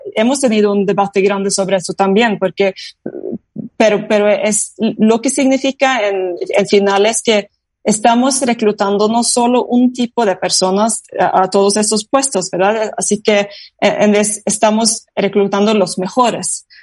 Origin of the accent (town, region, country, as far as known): Norway